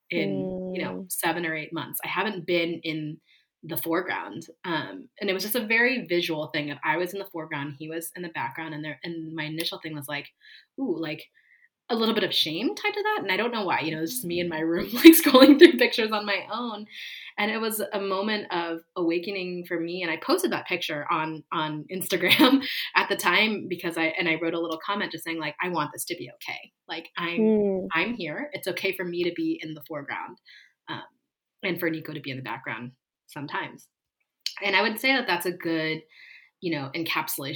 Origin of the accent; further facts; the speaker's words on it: East Coast, United States; also born or lived in California / New York; now in Los Angeles, United States; I live in California, where I spent a lot of my life, but I grew up on the East Coast, and I spent 5 years living in New York